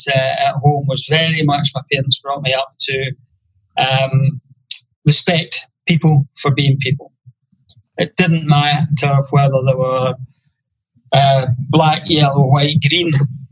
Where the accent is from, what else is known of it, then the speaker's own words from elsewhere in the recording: Ayrshire, Scotland, United Kingdom; I come from Burns country.